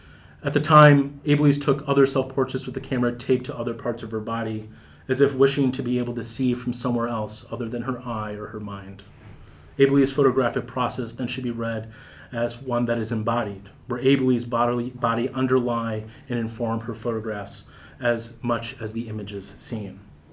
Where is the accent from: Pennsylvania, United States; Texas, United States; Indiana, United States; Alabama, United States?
Pennsylvania, United States; Pittsburgh; The buildings stained with soot felt familiar because I grew up in Pittsburgh at a time when the steel mills still operated.